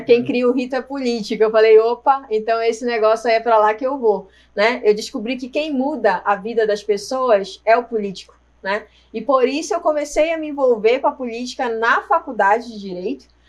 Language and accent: Portuguese; Marajó Island, Pará, Brazil; moved away as an adult; now in Jundiaí, Brazil; eu nasci na ilha do Marajó, no Pará, Nossa, né? É verdade, eu nasci numa ilha e eu vim morar em Jundiaí tem 15 anos